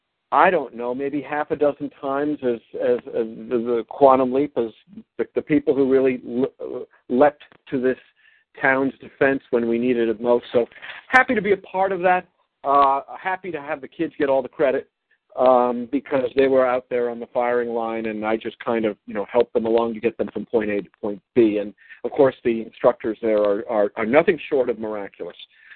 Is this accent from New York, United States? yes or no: yes; New York, United States; also born or lived in Washington, D.C.; now in Vermont, United States; I'm a Flatlander from the Washington, D.C. area, but mostly in my life from the New York metropolitan area